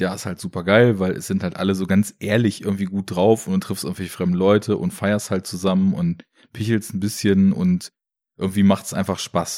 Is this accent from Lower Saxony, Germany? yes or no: yes; Braunschweig, Lower Saxony, Germany; Ich komme ja aus Braunschweig